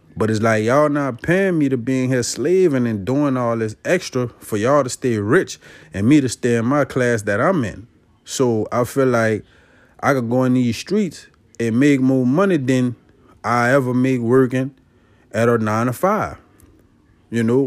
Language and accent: English; Avondale, Louisiana, United States; I'm from Avondale, Louisiana. That's on the West Bank of New Orleans.